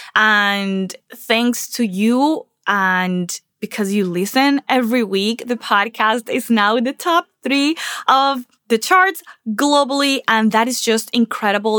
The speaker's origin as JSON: {"language": "English", "country": "Venezuela", "tie": "born or raised there", "also_born_or_lived": "Charlotte, North Carolina", "moved": "as an adult", "lives_now": "Miami, United States", "said": "I'm originally from Venezuela, and I came from Venezuela to the U S eight years ago, and I left almost everything behind, and a lot of my stuff, my childhood stuff, stayed in Venezuela"}